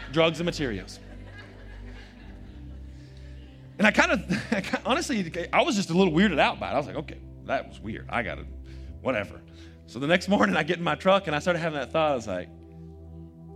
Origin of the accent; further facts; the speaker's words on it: Post, Texas, United States; I am from Post, Texas.